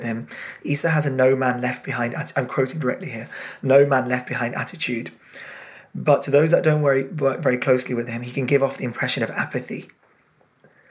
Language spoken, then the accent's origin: English; England, United Kingdom; My family are Indian origin, from a very kind of old-fashioned community, and even in England, very traditional old-fashioned. And then obviously being British as well